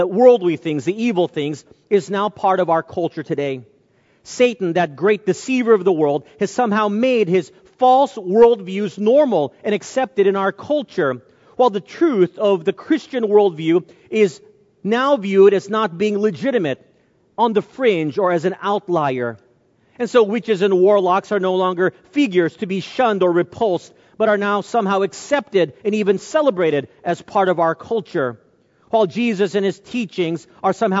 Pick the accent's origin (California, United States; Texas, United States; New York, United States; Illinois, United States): Texas, United States; North; I grew up in North Texas at a time where there were very few Asians